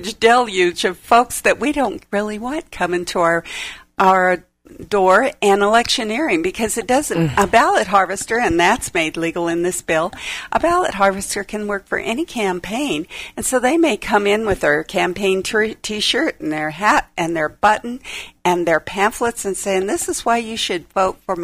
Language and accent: English; United States; also born or lived in Klamath Falls, Oregon / Hawaii; I was born in Klamath Falls, Oregon. We came here via Hawaii. My dad was in the Korean conflict, and when he got out, we came here when I was three